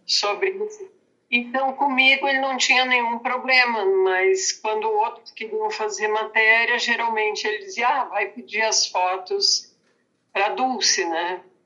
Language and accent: Portuguese; Santa Cruz do Sul, Rio Grande do Sul, Brazil; moved away as an adult; also born or lived in Porto Alegre; now in Santa Cruz do Sul, Brazil; eu sou de Santa Cruz do Sul, uma cidade do interior